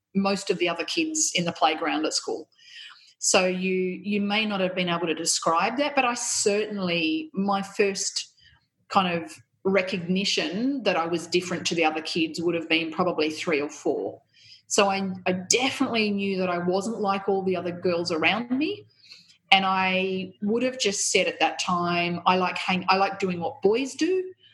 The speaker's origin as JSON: {"language": "English", "region": "country New South Wales", "country": "Australia", "tie": "born or raised there", "also_born_or_lived": "Canberra", "moved": "yes", "lives_now": "Melbourne, Australia", "said": "I grew up in country New South Wales, and it was a very very white um, community eh, that I, I grew up"}